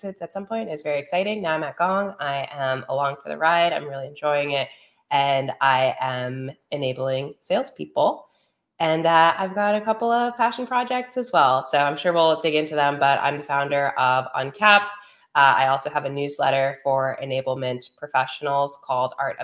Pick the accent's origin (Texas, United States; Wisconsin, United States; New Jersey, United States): New Jersey, United States; Teaneck; moved away as an adult; also born or lived in Ithaca, New York; grew up in New Jersey, Teaneck, New Jersey